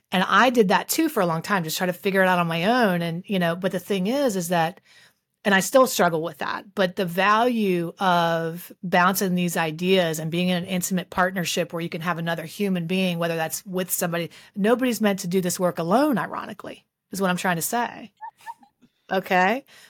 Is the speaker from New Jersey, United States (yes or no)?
no; West Virginia, United States; That's where I'm from. I'm from West Virginia.